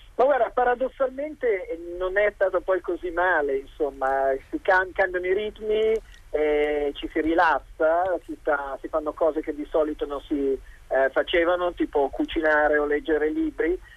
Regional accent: Italy; now in China

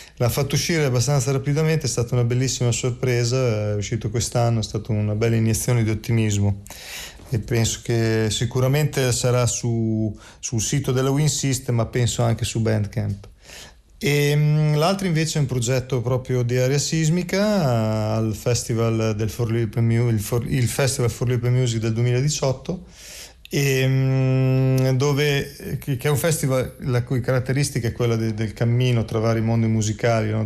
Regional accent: Emilia-Romagna, Italy; sono romagnolo

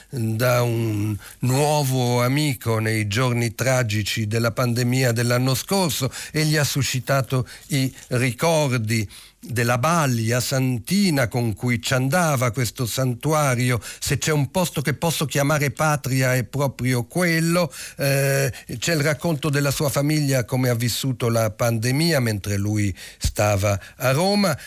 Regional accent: Lebanon; now in Italy; apprezzi un richiamo al mio paese natale, anche se è un richiamo addolorato sulla prima pagina del manifesto, povero Libano

